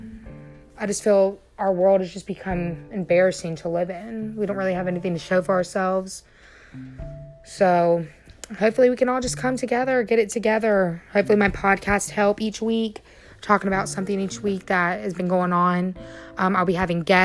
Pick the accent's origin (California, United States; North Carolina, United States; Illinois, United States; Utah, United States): North Carolina, United States; here in my home state, which is North Carolina